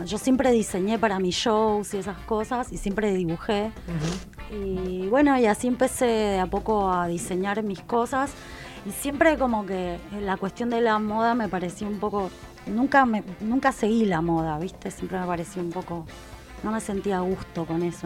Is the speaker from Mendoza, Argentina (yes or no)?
yes; Mendoza, Argentina; moved away as an adult; now in Buenos Aires, Argentina; yo soy de Mendoza, un pueblo